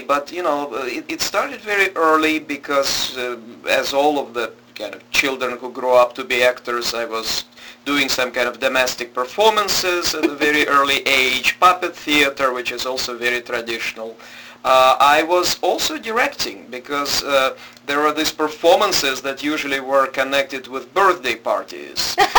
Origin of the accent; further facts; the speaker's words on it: Moscow, Russia; In Moscow, and in Russia's capital, at that point the capital of the Soviet Union.